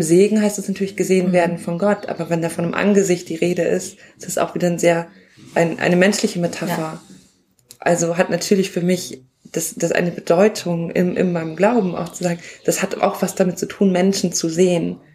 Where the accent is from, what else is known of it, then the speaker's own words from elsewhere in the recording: Northern Germany, Germany; ich komme aus Norddeutschland, bei uns sagt man Pastor